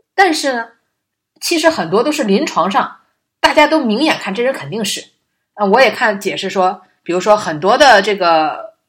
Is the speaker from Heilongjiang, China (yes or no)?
no; Liaoning, China; now in Shanghai, China; 我老家吧，辽宁